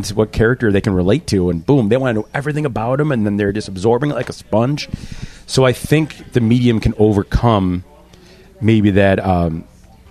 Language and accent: English; Buffalo, New York, United States; We're from Buffalo